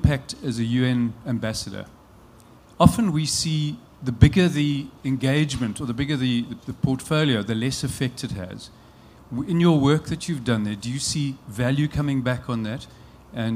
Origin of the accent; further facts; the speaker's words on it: South Africa; as a South African